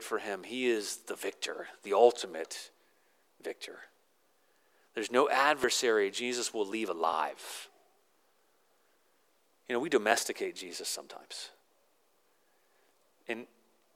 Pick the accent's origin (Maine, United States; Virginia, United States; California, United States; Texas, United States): Virginia, United States; I grew up in Virginia